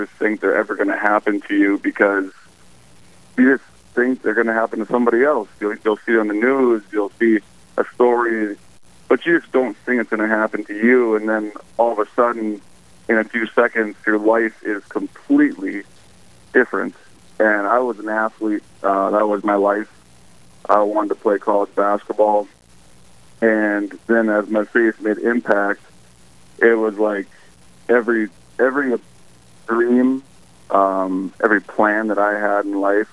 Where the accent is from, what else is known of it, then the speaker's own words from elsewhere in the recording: Park River, North Dakota, United States; my hometown of Park River, which is in North Dakota